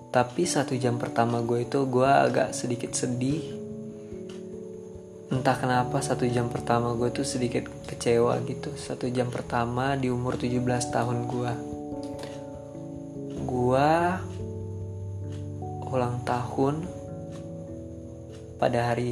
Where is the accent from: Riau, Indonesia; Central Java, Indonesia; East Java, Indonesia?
Riau, Indonesia; Pekanbaru; born there; Gue lahir di Pekanbaru tanggal 2 April